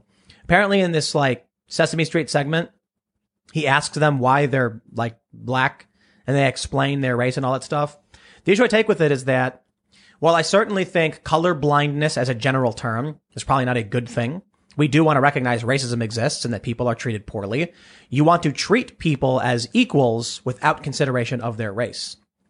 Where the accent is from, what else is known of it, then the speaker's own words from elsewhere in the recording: Chicago, Illinois, United States; at least maybe it's growing up on the South Side of Chicago, where they're like, you know, stay out of gangs, kids, and don't do drugs.